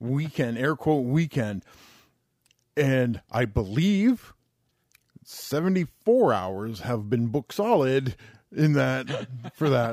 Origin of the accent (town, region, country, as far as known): Canada